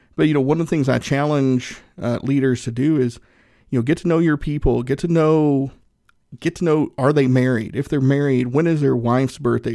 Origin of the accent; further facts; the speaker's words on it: Northeast Tennessee, United States; I'm from Northeast Tennessee